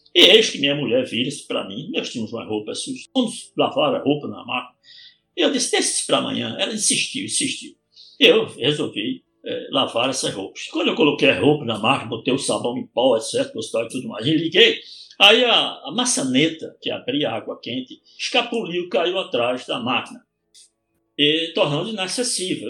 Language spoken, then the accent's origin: Portuguese; Vitória de Santo Antão, Pernambuco, Brazil; also born or lived in United Kingdom; de Vitória Santo Antão, que foi a terra onde eu nasci